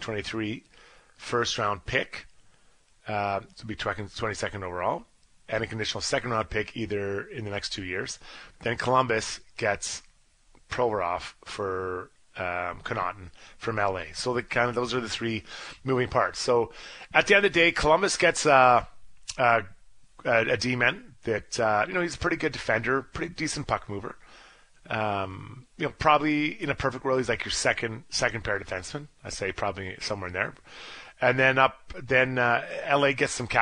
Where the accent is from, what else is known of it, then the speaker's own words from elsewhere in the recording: Dundas, Ontario, Canada; from Dundas, Ontario, my hometown